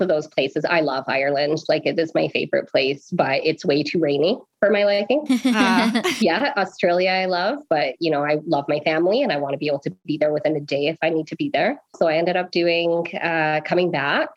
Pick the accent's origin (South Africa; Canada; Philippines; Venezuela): Canada; Oakville, Ontario; now in Lethbridge, Canada; We were born and raised in Oakville, Ontario.